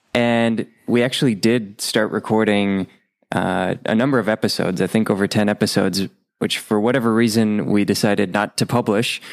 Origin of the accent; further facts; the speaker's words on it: Rochester, Minnesota, United States; moved away; I used to own a recording studio in my hometown of Rochester, Minnesota